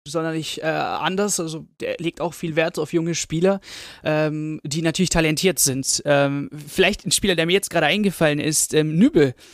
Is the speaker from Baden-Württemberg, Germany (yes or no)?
yes; Stuttgart, Baden-Württemberg, Germany; Ich komme aus Stuttgart.